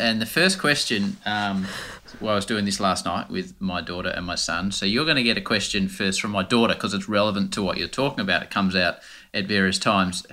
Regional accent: Australia; accent: rough Australian; my rough Australian accent

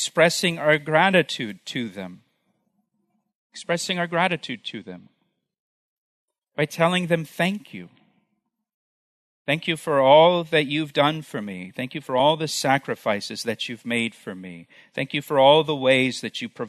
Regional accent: Florida, United States; when I was a kid growing up in Florida, we lived right along the Florida-Alabama Gulf Coast

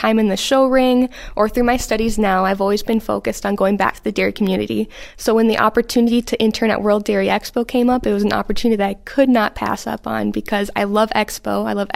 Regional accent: Oakdale, Minnesota, United States; moved away as an adult; now in Wisconsin, United States; I'm originally from Oakdale, Minnesota, where I am the fifth generation on my family's farm

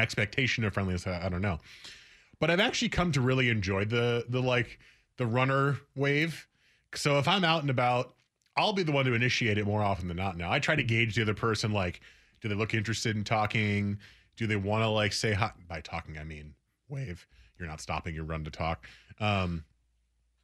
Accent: New Jersey, United States; moved away; where I grew up in Jersey, the stereotypes are true in some sense

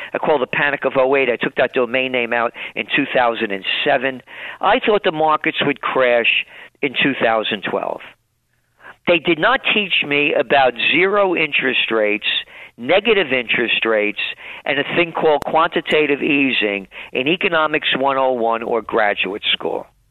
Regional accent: New York City, New York, United States; growing up in the Bronx.

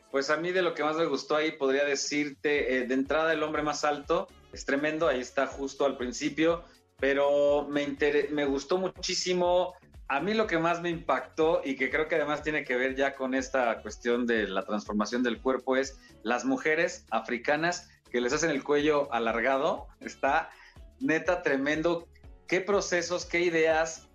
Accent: Mexico; somos muchos los mexicanos

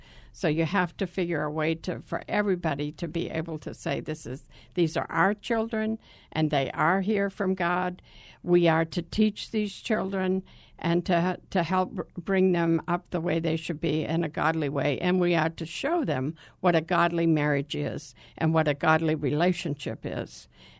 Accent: the East, United States; I'm from the East. He was from the South.

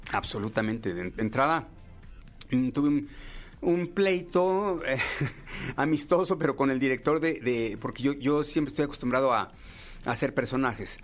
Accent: Mexico; como mexicanos

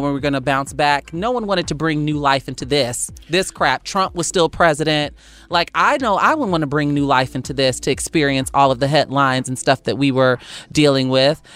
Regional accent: Chicago, Illinois, United States; I'm from Chicago

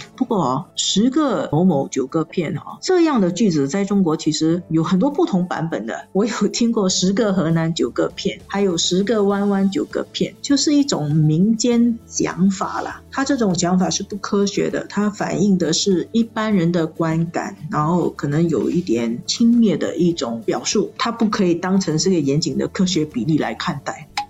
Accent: Singapore; 我们新加坡人

